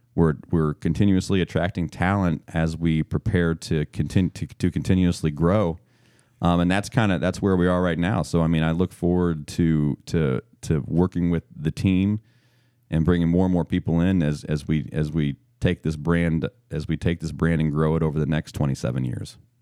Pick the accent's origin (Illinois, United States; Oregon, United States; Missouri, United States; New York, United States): Missouri, United States; now in Maryland, United States; I'm born and raised in Missouri, and, uh, I grew up eating pork steak